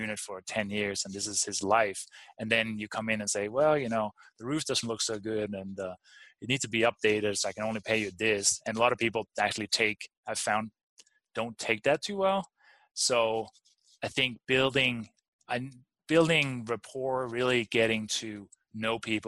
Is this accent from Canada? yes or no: no; Denmark; also born or lived in Durango; now in United States; growing up I'm from Denmark originally